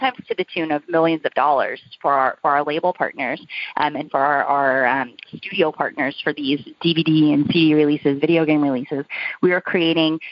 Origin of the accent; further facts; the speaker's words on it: Oklahoma, United States; also born or lived in New York; now in Nashville, United States; I grew up in Oklahoma